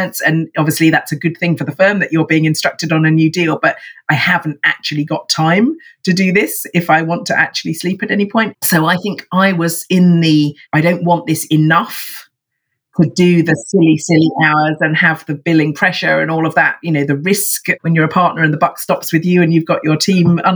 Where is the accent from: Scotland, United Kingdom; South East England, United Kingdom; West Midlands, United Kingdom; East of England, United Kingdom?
East of England, United Kingdom; Watford; now in Hove, United Kingdom; I was in fact born in sunny Watford, very sexy. I now live down by the sea in Hove, actually, just next door to Brighton